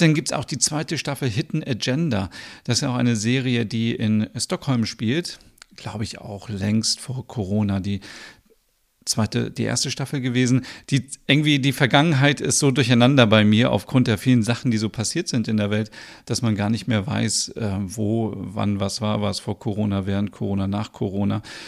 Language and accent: German; Osnabrück, Lower Saxony, Germany; ich komme ja aus Osnabrück und lebe dort